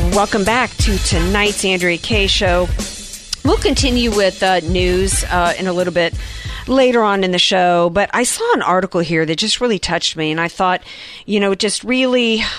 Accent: the South, United States; I grew up in the South

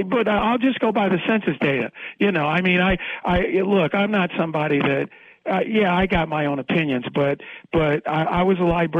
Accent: Midwest, United States; That's because I'm from the Midwest

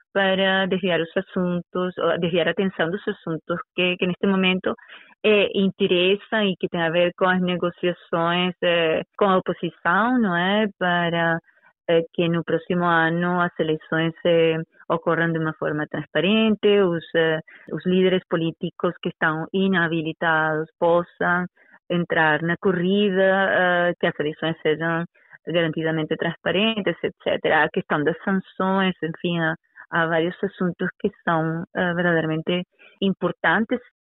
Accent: Venezuela; now in Portugal; eu vivi na Venezuela, eu nasci na Venezuela e até eh, vir a, um, a Portugal, um, portanto estou a falar-lhe dos anos 90

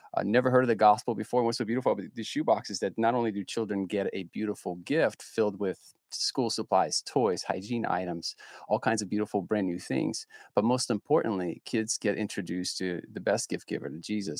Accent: Ukraine; moved away

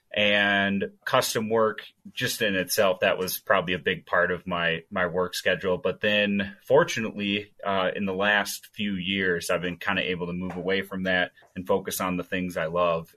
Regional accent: Stillwater, Minnesota, United States; now in Montana, United States; that's correct. Still get back from time to time, but I think at the, my heart, I'm still a Minnesotan

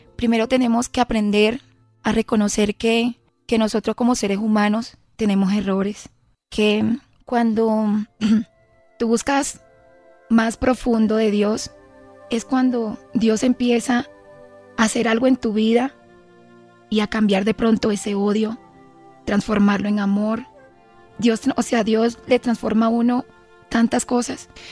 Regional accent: Villanueva, La Guajira, Colombia; el plato típico de allá de Villanueva, Guajira

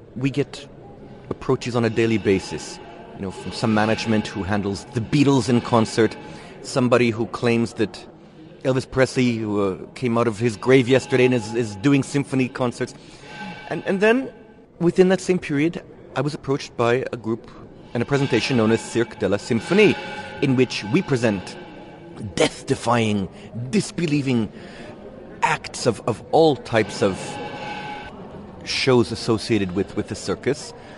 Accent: Israel; moved away as an adult; also born or lived in United States; originally, I'm from Israel. I uh, grew up in Israel till I was about 21.

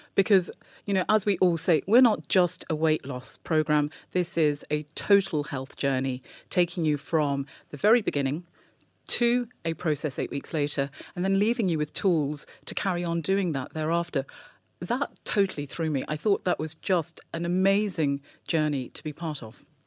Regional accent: England, United Kingdom; I was born and growing up in England

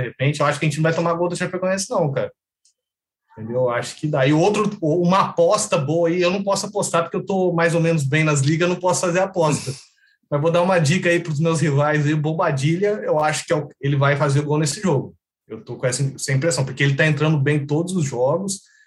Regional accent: Três Corações, Minas Gerais, Brazil; moved away as an adult; also born or lived in Brasília / Goiânia / Maringá; now in Macaé, Brazil; eu sou de Minas, sou de Três Corações, sul de Minas, né? A cidade do, do Pelé lá, né? Eu nasci lá e depois eu me formei e fui trabalhar

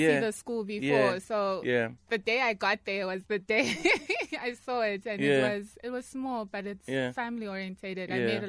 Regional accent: Soweto, Gauteng, South Africa; So I'm from Orlando East.

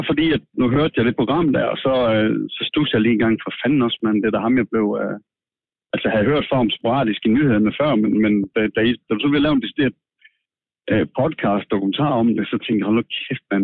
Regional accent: Denmark; Jeg kommer fra Danmark

